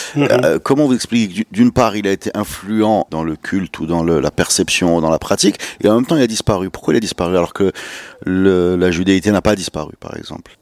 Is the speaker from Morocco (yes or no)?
yes; Morocco; quand on dit qu'on est marocain